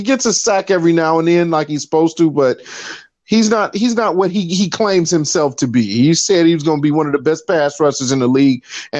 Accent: Chicago, Illinois, United States; because I'm from Chicago

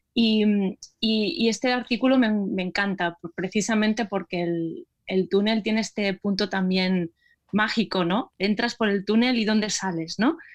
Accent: Terrassa, Catalonia, Spain; mi ciudad de origen, que es Tarrasa

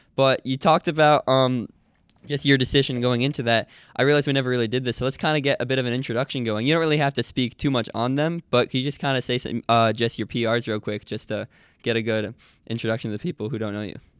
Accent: Nyack, New York, United States; I'm from Nyack, which is about, uh, I'd say forty minutes, um, north of the city

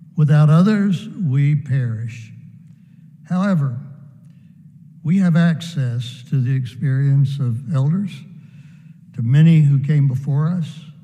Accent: United States; I am connected to my brothers and sisters in rural America where I grew up

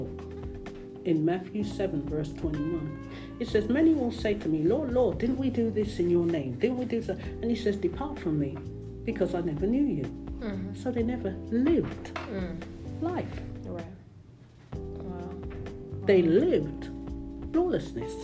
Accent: London, United Kingdom; now in United States; I grew up in London

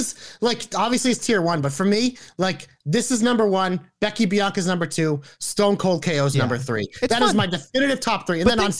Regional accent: Massachusetts, United States; we're from Massachusetts.

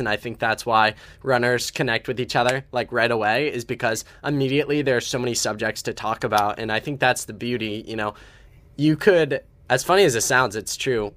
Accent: Ohio, United States; I come from Ohio, so somewhat similar to Iowa

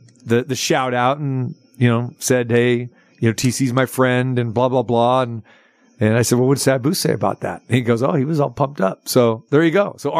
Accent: near Stockton, California, United States; moved away; he's heading to my hometown. Well, close to it. I mean, he's going to Stockton

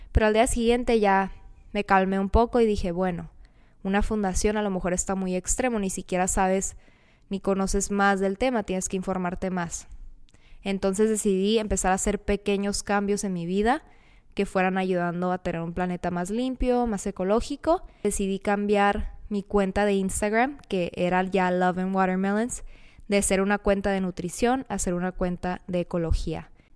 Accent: Mexicali, Baja California, Mexico; Soy de Mexicali, Baja California. He vivido casi toda mi vida aquí.

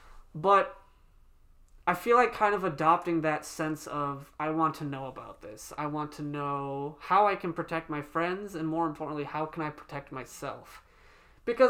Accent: South Africa; my mom just gets them or makes them because they're South African. We're from South Africa.

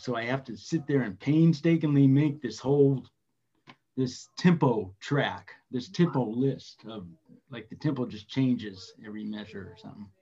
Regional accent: Redlands, California, United States; Just east of Los Angeles, about 70 miles in a little town called Redlands

